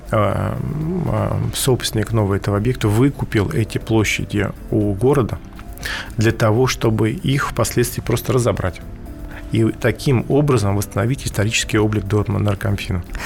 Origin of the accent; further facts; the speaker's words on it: Moscow, Russia; мы все москвичи